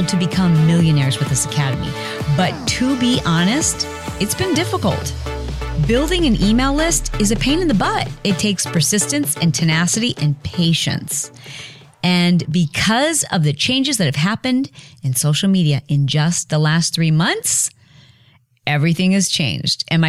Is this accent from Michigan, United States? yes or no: yes; Michigan, United States; now in California, United States; I'm a Midwestern girl. I'm from Michigan